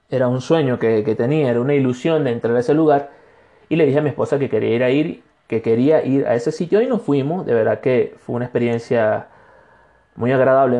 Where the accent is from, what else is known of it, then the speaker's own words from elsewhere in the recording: Barcelona, Anzoátegui, Venezuela; moved away as an adult; now in Cuenca, Ecuador; soy un venezolano de Ecuador